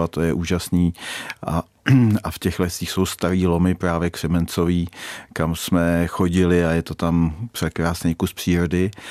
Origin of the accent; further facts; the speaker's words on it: Řevnice, Central Bohemian Region, Czechia; also born or lived in Hořice / Prague; now in Karlík, Czechia; narodil jsem se v Řevnicích, tam jsem, eh, tam jsem potom začal bydlet se svou ženou eh, ve domě po rodičích